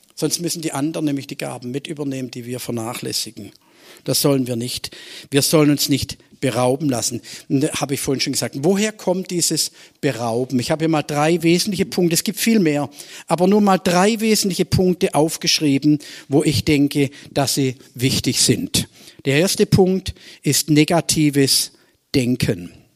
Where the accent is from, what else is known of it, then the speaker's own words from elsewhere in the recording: Swabia, Germany; als Schwabe